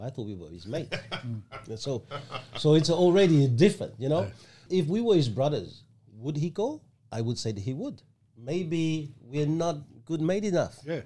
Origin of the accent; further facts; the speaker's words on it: Ho Chi Minh City, Vietnam; now in Australia; I was born in Saigon